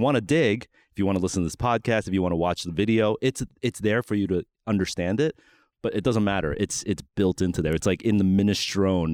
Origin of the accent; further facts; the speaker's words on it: New York, United States; growing up in New York